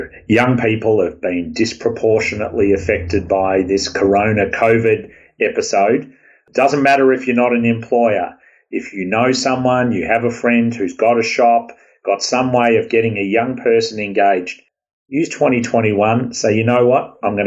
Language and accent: English; Australia; accent: Aussie; now in California, United States; my Aussie accent